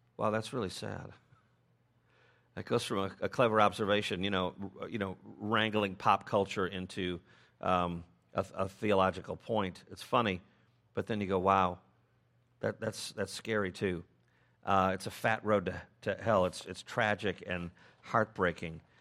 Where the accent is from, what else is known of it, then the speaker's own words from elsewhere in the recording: Chicago, Illinois, United States; I'm from Chicago